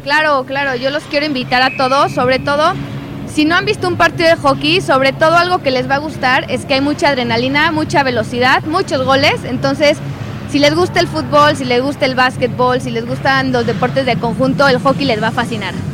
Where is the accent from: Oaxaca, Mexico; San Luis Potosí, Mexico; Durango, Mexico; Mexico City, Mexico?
San Luis Potosí, Mexico; Soy de San Luis Potosí